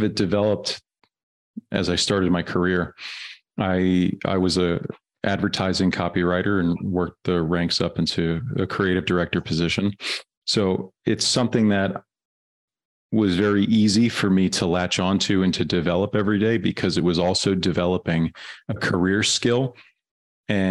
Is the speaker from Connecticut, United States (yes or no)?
no; New York, United States; also born or lived in Germany; I'm from New York, but I lived in Germany for 6 years.